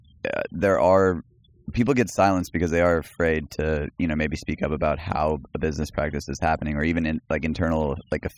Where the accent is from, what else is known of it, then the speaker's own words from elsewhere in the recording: El Paso, Texas, United States; growing up in El Paso, Texas